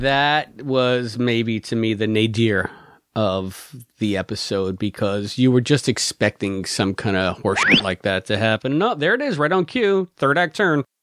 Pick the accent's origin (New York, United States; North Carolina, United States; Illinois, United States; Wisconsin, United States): New York, United States; New York City; as a New Yorker